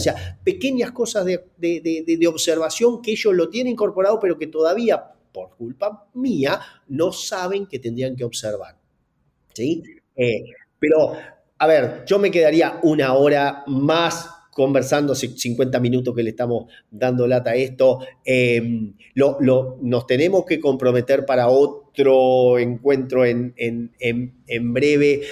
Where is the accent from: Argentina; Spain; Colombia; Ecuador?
Argentina; Gualeguaychú, Entre Ríos; es nacido en Gualeguaychú como yo